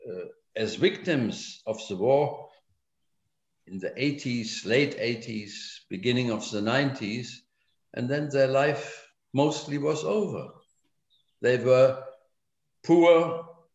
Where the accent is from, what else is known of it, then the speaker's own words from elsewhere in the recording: Germany; English is a second language; my work there as a young German